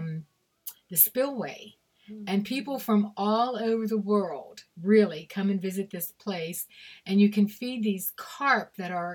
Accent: Pittsburgh, Pennsylvania, United States; moved away; also born or lived in Meadville, Pennsylvania; I'm from Pittsburgh, Pennsylvania originally. Then I moved up to Meadville area, Meadville, Pennsylvania

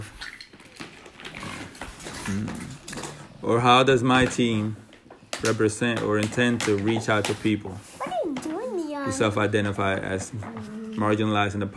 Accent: Dominican Republic; I am Dominican, obviously. I was born in the Dominican Republic

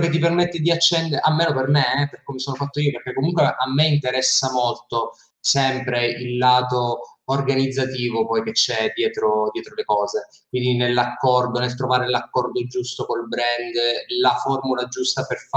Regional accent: Sicily, Italy; io da siciliano sono

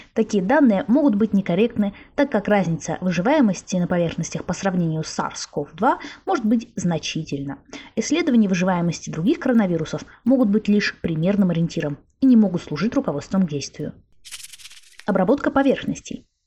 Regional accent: Arkhangelsk, Arkhangelsk Oblast, Russia; в моем родном городе Архангельске

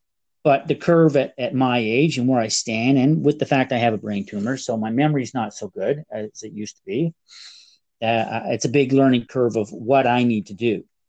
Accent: Canada; Being Canadian makes it a little more difficult because you got to do the conversion and you got to have that money with you.

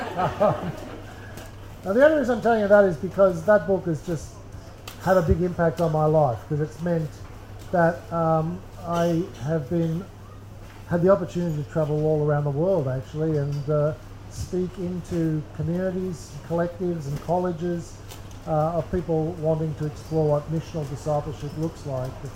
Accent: Sydney, New South Wales, Australia; I'm from Sydney

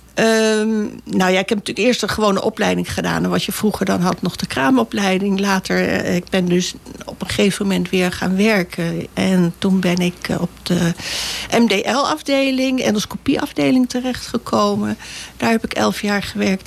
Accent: Bussum, North Holland, Netherlands; moved away as an adult; also born or lived in Naarden / Amsterdam; Bussum hebben we gewoond. Daar heb ik zelf gewoond tot mijn achttiende

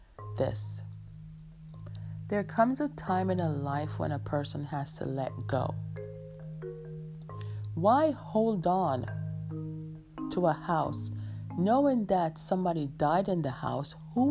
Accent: New York, United States; I have a friend that we grew up with in New York

